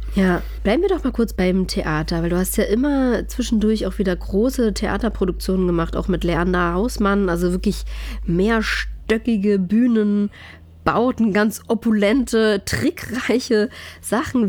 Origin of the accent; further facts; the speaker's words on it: East Germany, Germany; das Land, wo ich aufgewachsen bin